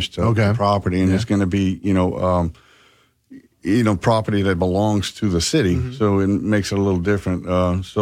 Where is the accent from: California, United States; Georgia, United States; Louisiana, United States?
Louisiana, United States; Delcambre; Delcom is Iberia Parish School, but it's located in Vermilion Parish. So we always, that's my hometown too